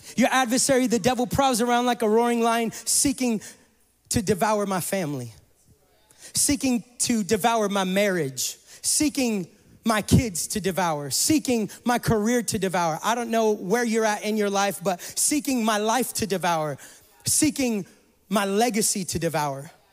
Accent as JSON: {"language": "English", "region": "California", "country": "United States", "moved": "yes", "said": "I come from California"}